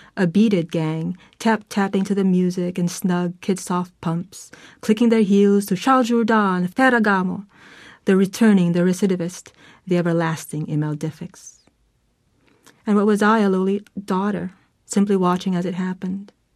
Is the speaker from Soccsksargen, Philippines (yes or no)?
no; Manila, Metro Manila, Philippines; I was born in Manila.